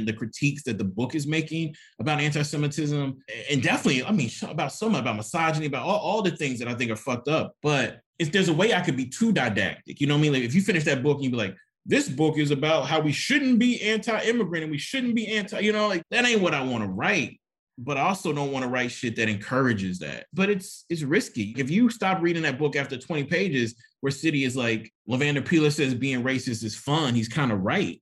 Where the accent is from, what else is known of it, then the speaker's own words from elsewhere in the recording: Jackson, Mississippi, United States; also born or lived in Oxford, Mississippi; I never read a book my entire life in Mississippi, in high school or middle school or elementary, where there was a Black protagonist in Black Ass Jackson